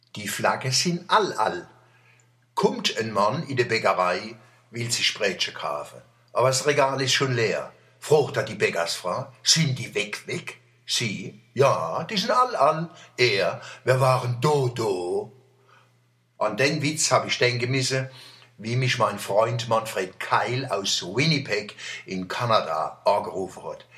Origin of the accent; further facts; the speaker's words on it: Mannheim, Baden-Württemberg, Germany; Ich freue mich, Deutscher zu sein, Mannemer, Kurpilzer, Europäer und Weltbürger